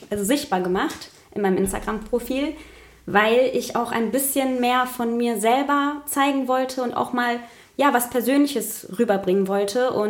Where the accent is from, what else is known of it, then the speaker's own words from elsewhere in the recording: Paraguay; now in Germany; verglichen mit meiner Heimat zum Beispiel, Paraguay weil dieses Bild habe ich in Paraguay aufgenommen